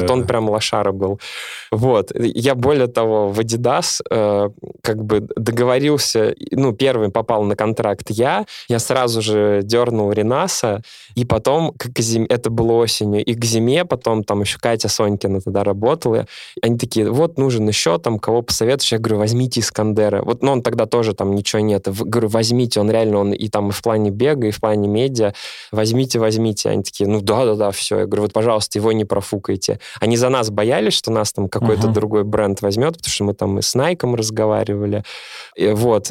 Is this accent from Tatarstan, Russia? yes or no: yes; Naberezhnye Chelny, Tatarstan, Russia; я из набережных Челнов